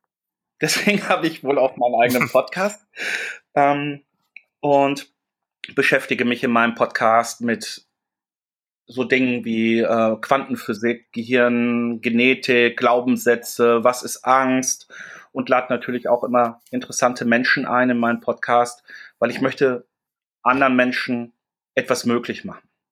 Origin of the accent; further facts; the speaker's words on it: Dortmund, North Rhine-Westphalia, Germany; now in Hamburg, Germany; bin ich ein Kind des Ruhrgebiets. Ich bin in Dortmund groß geworden